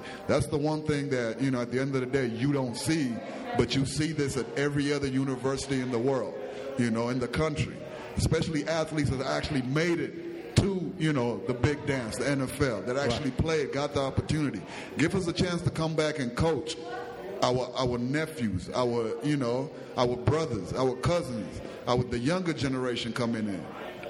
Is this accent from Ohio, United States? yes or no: no; Alabama, United States; I come from Alabama, Hoover High. We played in front of 55,000 for every home game.